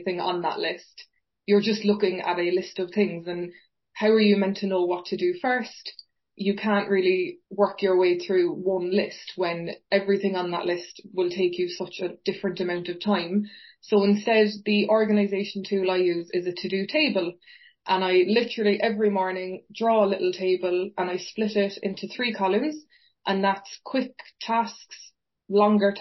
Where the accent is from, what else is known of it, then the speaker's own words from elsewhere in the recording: Fountainstown, Munster, Ireland; accent: Cork; moved away as an adult; now in Manchester, United Kingdom; my accent and myself are from a beautiful place called Fountainstown Beach, which is in County Cork in Ireland. So I was very, very lucky. I literally grew up 30 seconds away from the sea